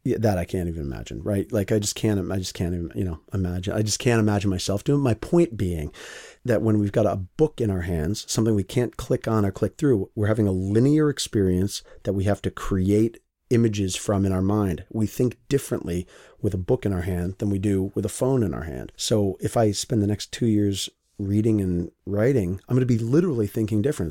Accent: United States; me as an American

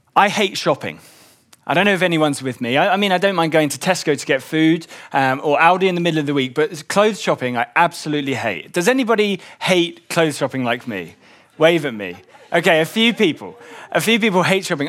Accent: London, United Kingdom; I grew up in West London

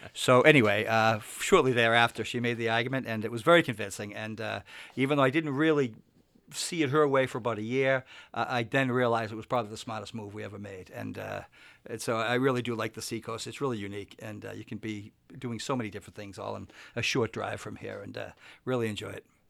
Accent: Winthrop, Massachusetts, United States; moved away as an adult; now in Stratham, United States; I grew up in Winthrop, Massachusetts, which is just a small, very small town

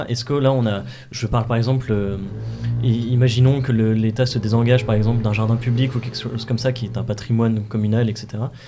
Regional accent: Normandy, France; je viens des, des de Normandie

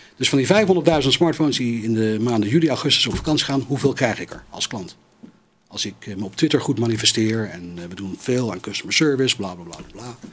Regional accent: United States; now in Netherlands; bij ons in Amerika

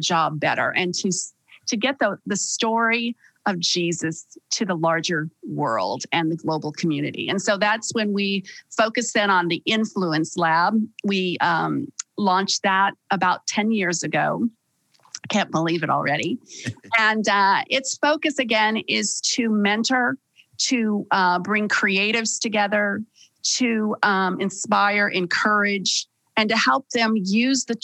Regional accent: Las Vegas, Nevada, United States; now in California, United States; I was raised in Sin City, Las Vegas, Nevada

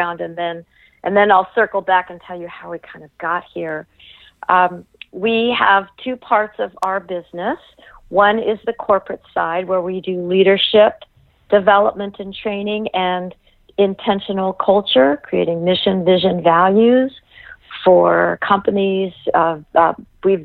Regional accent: Los Angeles, California, United States; I was born and raised in Los Angeles.

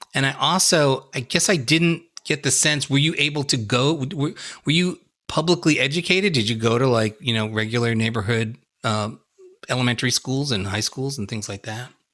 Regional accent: New York, United States; growing up in New York

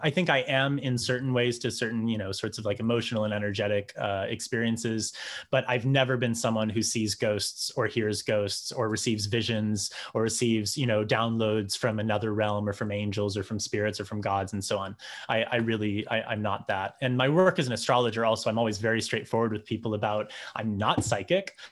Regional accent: New Hampshire, United States; I grew up in New Hampshire

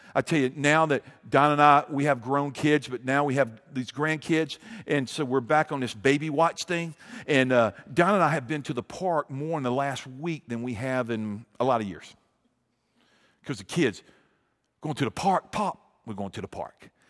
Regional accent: Montgomery, Alabama, United States; I grew up in Montgomery.

